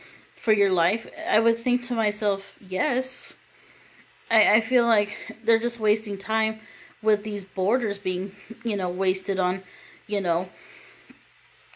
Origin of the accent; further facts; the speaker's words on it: United States; someone like me being born and raised in America